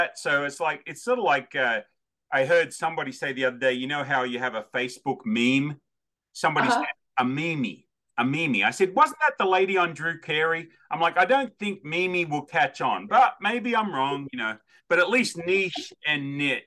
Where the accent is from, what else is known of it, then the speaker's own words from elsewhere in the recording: Australia; also born or lived in Wichita, Kansas; now in Nashville, United States; Australian by birth, American by choice.